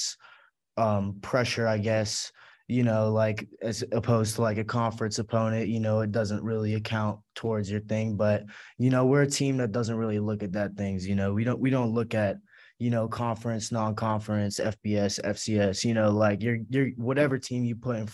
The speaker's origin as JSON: {"language": "English", "town": "Glendale", "region": "California", "country": "United States", "moved": "as an adult", "lives_now": "Loretto, United States", "said": "I'm from Glendale, California, like Los Angeles area."}